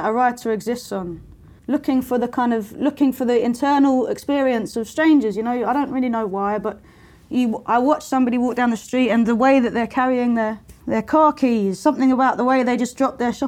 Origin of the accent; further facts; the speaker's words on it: London, United Kingdom; when I was growing up in Lewisham, which is the borough where I grew up